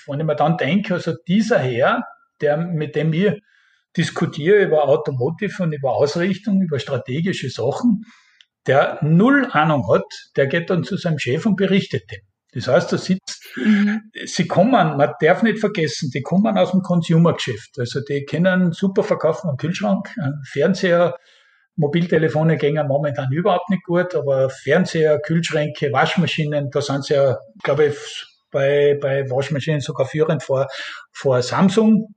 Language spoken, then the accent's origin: German; Austria; now in South Korea; bei uns in Österreich